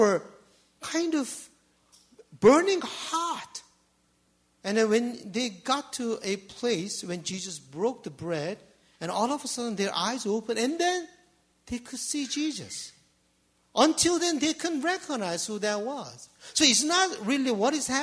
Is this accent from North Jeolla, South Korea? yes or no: no; Seoul, South Korea; English is a second language; now in Canada; I grew up in Seoul